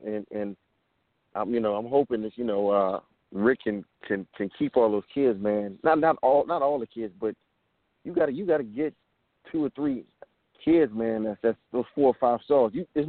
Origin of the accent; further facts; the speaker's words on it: New Orleans, Louisiana, United States; I'm from New Orleans